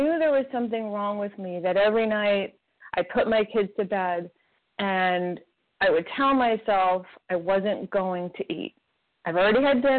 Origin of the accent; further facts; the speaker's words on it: New York City, New York, United States; I was born in Brooklyn, New York